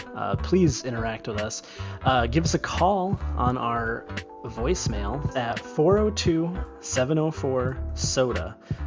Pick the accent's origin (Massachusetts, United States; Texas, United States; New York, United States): New York, United States; I'm from New York. I'm walking here. And I have never seen New York Seltzer. But I don't believe it's even made here.